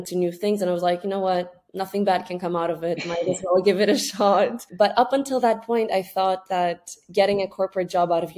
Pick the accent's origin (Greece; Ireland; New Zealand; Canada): Greece; moved away as an adult; also born or lived in Scotland; I'm from Greece. And at that point, I had just gone back home due to COVID from studying in the UK.